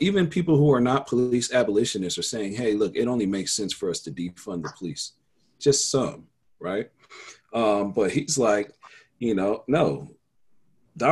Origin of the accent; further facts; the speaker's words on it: Denver, Colorado, United States; I grew up in Denver